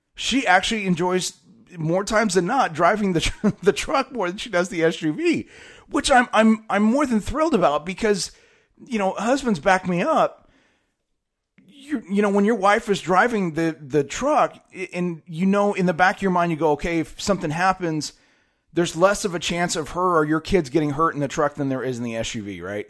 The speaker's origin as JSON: {"language": "English", "town": "San Diego", "region": "California", "country": "United States", "tie": "born or raised there", "also_born_or_lived": "Fresno, California", "said": "my hometown is of, in San Diego, California. Uh, lived in Fresno for a long time, went to high school there."}